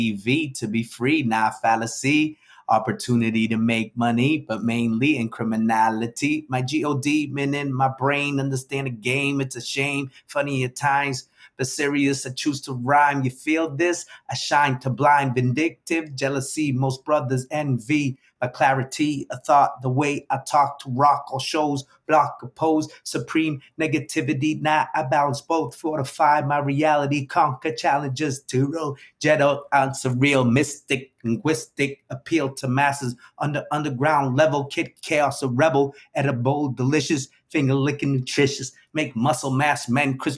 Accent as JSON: {"language": "English", "town": "New Bedford", "region": "Massachusetts", "country": "United States", "tie": "born or raised there", "also_born_or_lived": "Guinea-Bissau", "said": "I grew up in New Bedford, although I was born in Guinea-Bissau, West Africa, to Cape Verdean parents"}